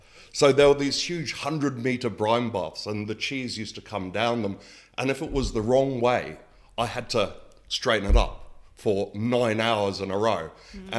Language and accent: English; New Zealand; I moved from the other side of the world over to New Zealand, although I am a New Zealander